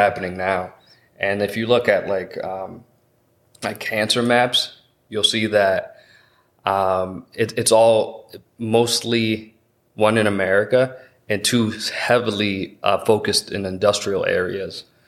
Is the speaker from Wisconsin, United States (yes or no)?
no; Massachusetts, United States; I'm born and raised here in Massachusetts